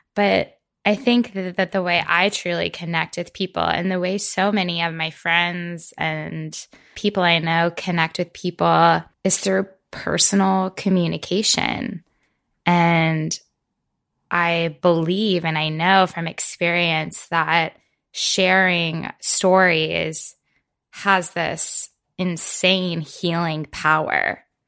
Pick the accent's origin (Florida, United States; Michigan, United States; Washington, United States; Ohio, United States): Florida, United States; moved away as an adult; now in Maine, United States; I'm from Florida originally, where I spent most of my life